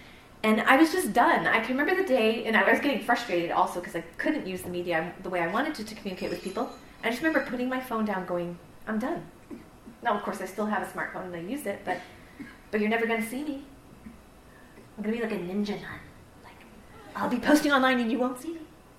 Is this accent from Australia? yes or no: no; Canada; I'm a Canadian too. Don't make me choose, okay? I'm both.